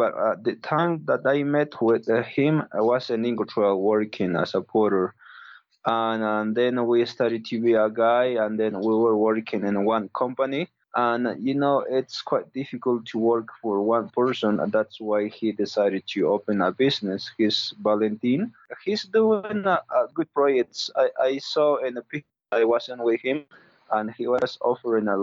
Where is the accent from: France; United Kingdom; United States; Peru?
Peru; the Andes, Cusco; English is a second language; I grew up in the Andes. So 11, 12 years old, I moved to Cusco City.